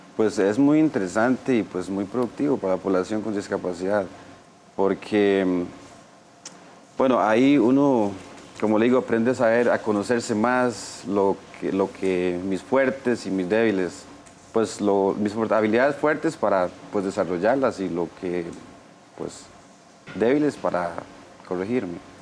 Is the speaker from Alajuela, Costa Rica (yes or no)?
no; Golfito, Puntarenas, Costa Rica; now in Desamparados, Costa Rica; soy de la zona sur de Golfito, vivo actualmente Desamparado, en San José